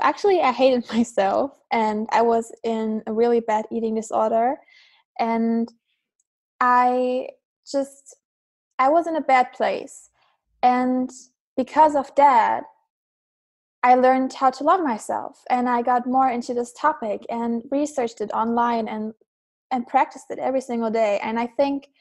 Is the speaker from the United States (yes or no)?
no; Germany; I'm from Germany